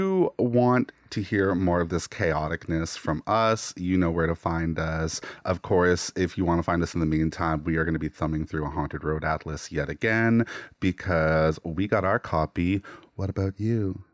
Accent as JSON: {"language": "English", "town": "New Minas", "region": "Nova Scotia", "country": "Canada", "tie": "born or raised there", "also_born_or_lived": "Halifax", "said": "I grew up an hour outside of Halifax in a village called New Minas"}